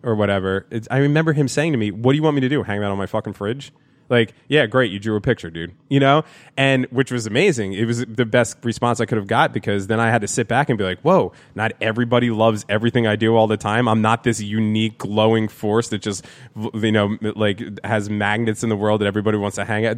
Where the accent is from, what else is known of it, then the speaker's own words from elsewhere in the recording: New Jersey, United States; also born or lived in New York; I was born in New Jersey, then I lived in New York, and then I came back to New Jersey, but all by the time I was three